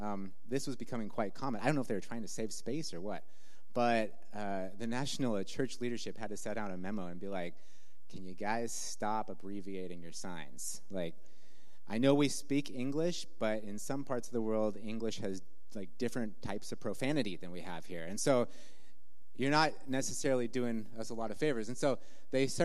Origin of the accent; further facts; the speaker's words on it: the Northwest, Pacific Northwest, United States; moved away as an adult; also born or lived in Malawi; growing up in the Northwest